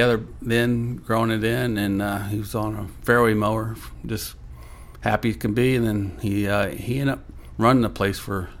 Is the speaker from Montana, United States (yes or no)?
no; Decatur, Indiana, United States; I grew up in Decatur, Indiana.